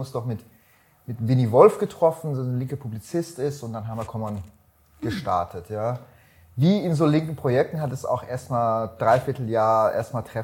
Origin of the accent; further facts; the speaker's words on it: Iran; born there; weil ich bin gebürtiger Iraner. Mhm. Wir waren sozusagen linke Familie aus dem Iran.